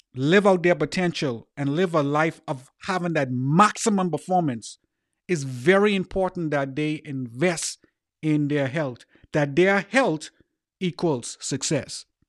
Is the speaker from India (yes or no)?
no; Bahamas; growing up in the Bahamas, I had a name called …